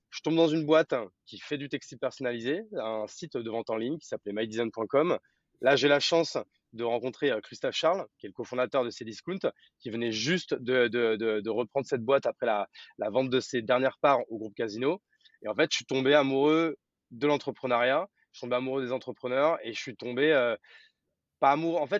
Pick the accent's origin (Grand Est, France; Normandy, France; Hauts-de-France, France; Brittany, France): Grand Est, France; also born or lived in Paris; now in Bordeaux, France; Exactement, je suis né à Paris. Après, j'ai vécu une grande partie de ma vie en Champagne-Ardenne